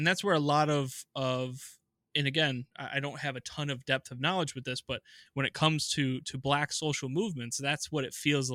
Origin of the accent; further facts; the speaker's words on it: Rochester, New York, United States; also born or lived in Spencerport, New York; I grew up on Locust Street next to Dewey and Emerson. I went to school number 34.